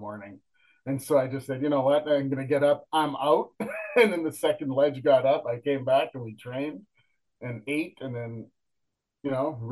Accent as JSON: {"language": "English", "region": "Northern Ontario", "country": "Canada", "said": "I'm from Northern Ontario"}